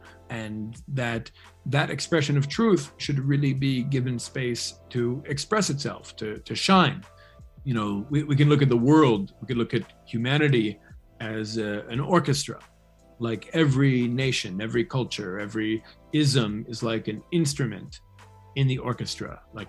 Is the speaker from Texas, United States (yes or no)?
no; New York City, New York, United States; I grew up in New York City and not so much in the Jewish community. I grew up with like everybody, you know, in New York.